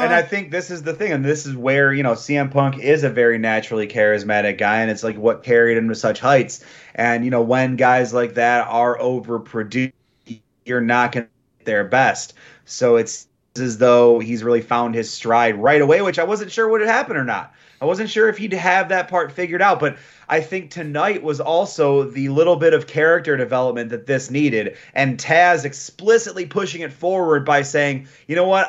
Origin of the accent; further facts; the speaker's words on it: Michigan, United States; a native Michigander